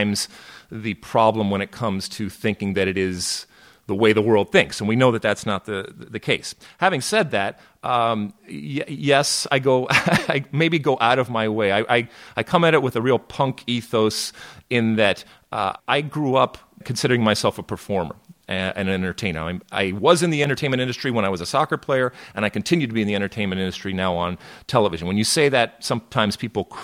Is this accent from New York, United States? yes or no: no; Detroit, Michigan, United States; moved away as an adult; also born or lived in New Jersey; I grew up in Detroit, Michigan, but I went to school out in New Jersey